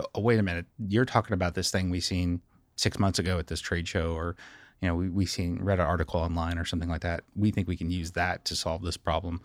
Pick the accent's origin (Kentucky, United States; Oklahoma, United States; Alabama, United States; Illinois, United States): Kentucky, United States; Scottsville; I grew up in Scottsville, Kentucky, home of Dollar General stores.